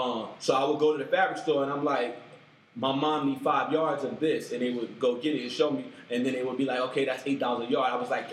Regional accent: New York City, New York, United States; moved away as an adult; also born or lived in Queens, New York; now in San Francisco Bay Area, United States; I'm from East New York.

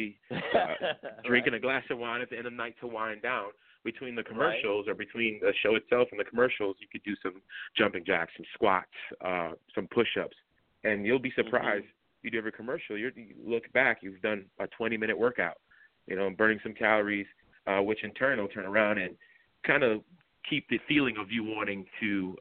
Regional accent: Florida, United States; now in Virginia, United States; I'm personally from Florida

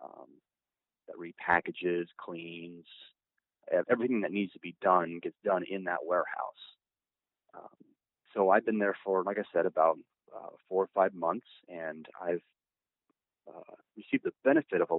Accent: Indianapolis, Indiana, United States; I am from Indianapolis.

